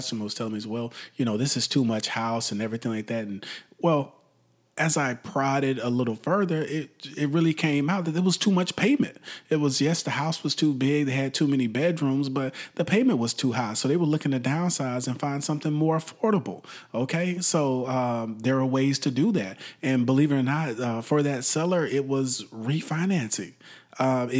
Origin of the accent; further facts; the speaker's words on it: Texas, United States; Texas, my home state.